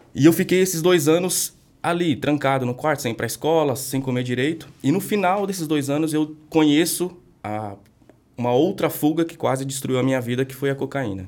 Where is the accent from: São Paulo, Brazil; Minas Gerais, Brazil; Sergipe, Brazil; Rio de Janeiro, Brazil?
São Paulo, Brazil; eu cresci lá no extremo leste de São Paulo